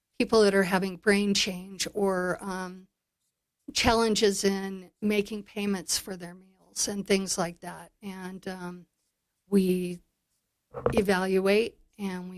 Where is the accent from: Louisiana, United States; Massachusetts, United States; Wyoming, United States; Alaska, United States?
Wyoming, United States; Big Horn; I grew up here. I grew up in Bighorn, and I was raised to be in service.